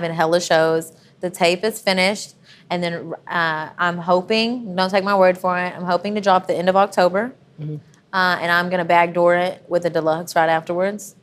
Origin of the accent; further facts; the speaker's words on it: Athens, Texas, United States; I grew up on a farm